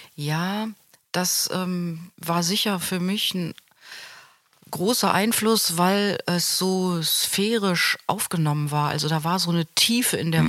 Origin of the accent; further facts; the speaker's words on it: Hanover, Lower Saxony, Germany; moved away as an adult; also born or lived in Grand Ledge, Michigan / Amsterdam / London / Braunschweig; now in Münster, Germany; was Hannover betrifft, meine alte Heimat.